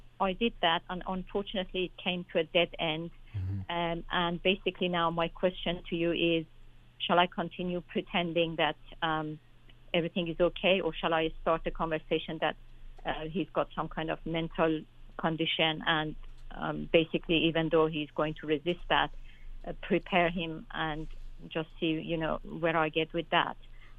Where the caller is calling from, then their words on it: London, United Kingdom; Okay, thank you. I'm calling from London.